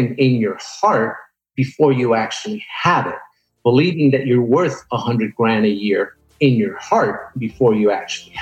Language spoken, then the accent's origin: English; Huntington Park, California, United States; also born or lived in Bogota, Colombia; I came to the United States when I was 6 years old and grew up in a city called Huntington